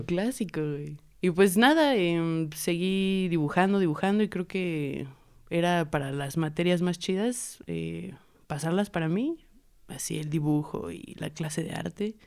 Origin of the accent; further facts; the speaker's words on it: Puebla, Mexico; also born or lived in State of Mexico; nací en el Estado de México en el 96 y llegué en el 2000 a Puebla